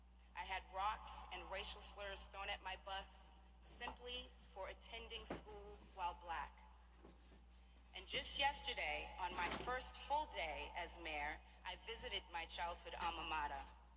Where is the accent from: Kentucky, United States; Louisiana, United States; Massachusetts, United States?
Massachusetts, United States; Boston; as a little girl growing up in Roxbury, as a black woman who has lived through some of our darkest days in our city